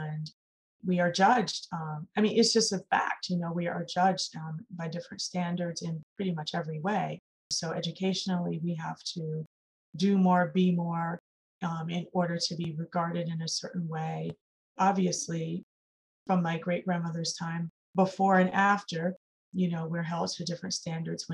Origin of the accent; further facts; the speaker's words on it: Chicago, Illinois, United States; I'm from Chicago